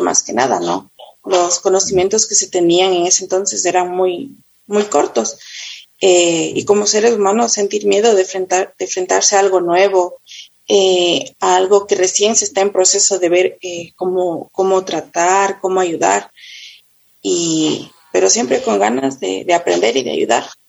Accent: Quito, Pichincha, Ecuador; yo eh, nací en Quito, eh, vivo en Pomaski, toda mi vida he vivido

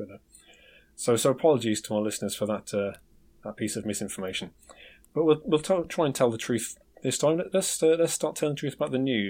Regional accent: United Kingdom; I'm British

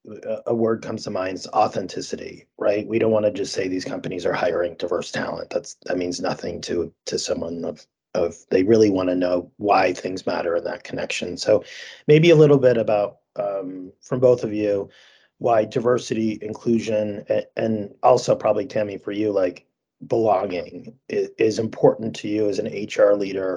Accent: Vermont, United States; I grew up in Vermont

